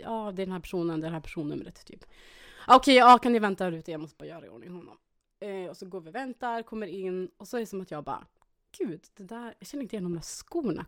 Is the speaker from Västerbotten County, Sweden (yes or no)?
yes; Dikanäs, Västerbotten County, Sweden; jag är ju uppväxt då i Eh, Västerbotens inland, Dikanas